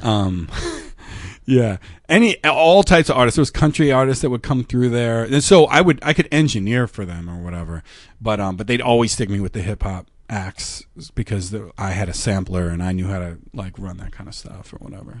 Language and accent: English; York, Pennsylvania, United States; moved away as an adult; also born or lived in Minnesota; I'm from York, Pennsylvania